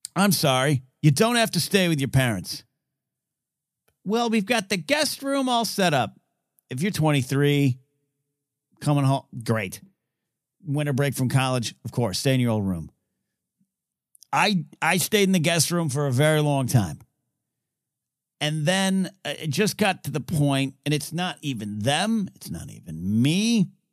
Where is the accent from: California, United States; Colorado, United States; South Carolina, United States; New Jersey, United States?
California, United States; Central Coast of; now in Southern California, United States; I grew up in the Central Coast